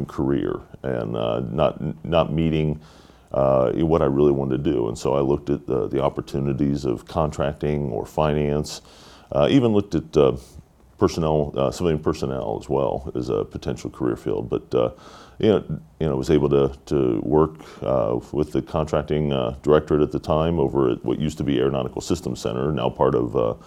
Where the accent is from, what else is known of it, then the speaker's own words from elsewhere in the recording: Dayton, Ohio, United States; I was born and raised here in Dayton, Ohio